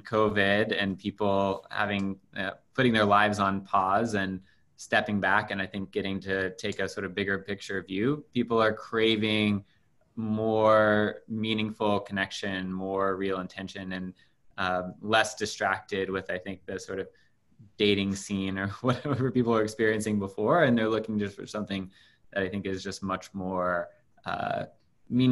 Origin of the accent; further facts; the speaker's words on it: Louisville, Kentucky, United States; I grew up in Louisville, Kentucky